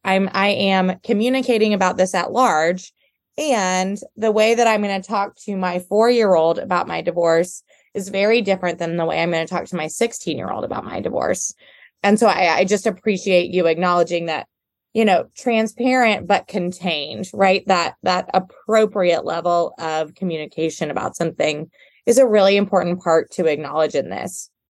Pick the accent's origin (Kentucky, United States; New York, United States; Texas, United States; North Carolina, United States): Texas, United States; Houston; I'm from Houston. I'm from a big city